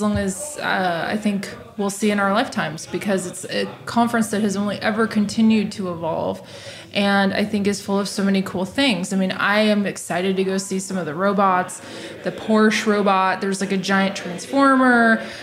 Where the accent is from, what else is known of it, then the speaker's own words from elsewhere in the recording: Austin, Texas, United States; moved away as an adult; also born or lived in New York / Silicon Valley; I went to University of Texas. I'm from Austin. Left to go to New York and then Silicon Valley for years, 13 years.